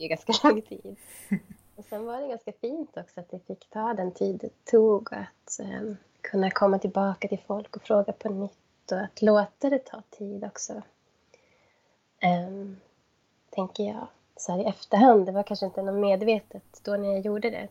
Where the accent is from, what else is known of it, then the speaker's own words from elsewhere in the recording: Kiruna, Norrbotten County, Sweden; moved away as an adult; now in Jokkmokk, Sweden; jag är uppvuxen i Kiruna.